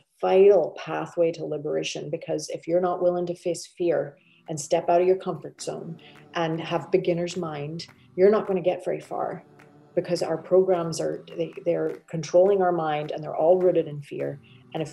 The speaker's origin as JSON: {"language": "English", "region": "Northern Ireland", "country": "United Kingdom", "tie": "born or raised there", "moved": "as an adult", "lives_now": "Texas, United States", "said": "So I grew up in Northern Ireland, spent my first 21 years there"}